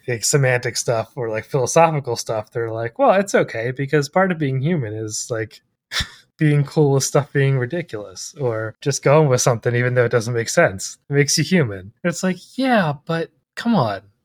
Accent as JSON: {"language": "English", "country": "United States", "said": "I'm ethnically Irish, I'm an American"}